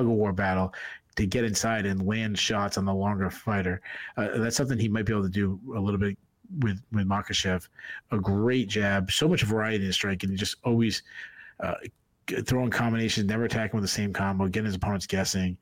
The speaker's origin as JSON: {"language": "English", "region": "New England", "country": "United States", "said": "I'm from New England."}